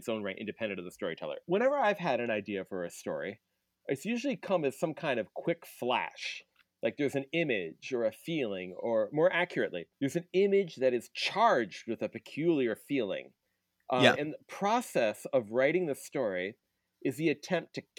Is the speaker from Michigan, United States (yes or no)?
yes; Michigan, United States; moved away; I'm doing this podcast from the home I grew up in Michigan.